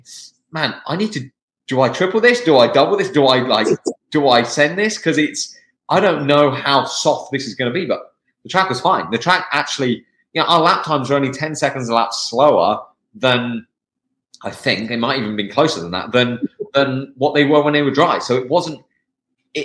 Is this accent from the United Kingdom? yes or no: yes; England, United Kingdom; moved away; I'm from the UK, I'm from England.